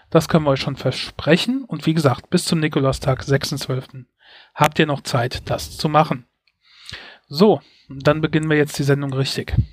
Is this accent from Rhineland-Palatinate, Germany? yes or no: yes; Mainz, Rhineland-Palatinate, Germany; meine Heimatstadt Mainz ist so knapp 100 Quadratkilometer groß.